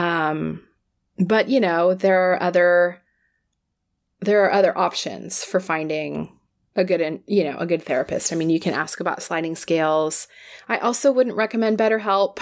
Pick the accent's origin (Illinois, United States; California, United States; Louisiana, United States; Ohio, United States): California, United States; I'll speak as a Californian.